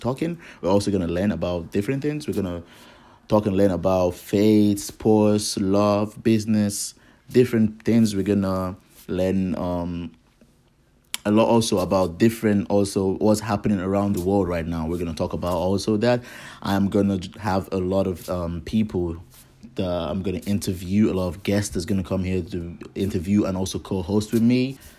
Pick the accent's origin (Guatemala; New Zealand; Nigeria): Nigeria; I am from Nigeria.